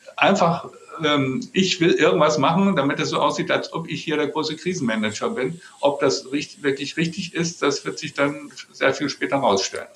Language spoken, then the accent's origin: German; Germany; als Deutsche